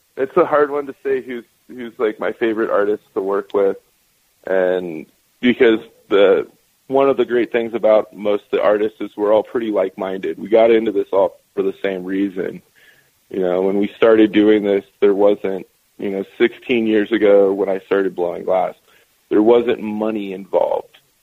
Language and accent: English; Northern California, United States; also born or lived in Post Falls, Idaho / Spokane, Washington / Seattle, Washington; now in Oregon, United States; I grew up in Northern California